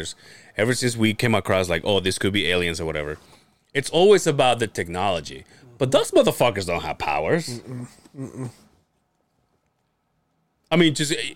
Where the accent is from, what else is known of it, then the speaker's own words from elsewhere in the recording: Yucatán, Mexico; in my hometown, like the people from my hometown, like from Yucatan